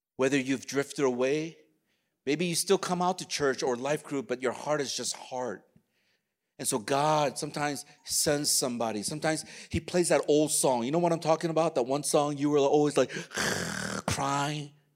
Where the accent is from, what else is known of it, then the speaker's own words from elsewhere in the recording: United States; I'm Korean American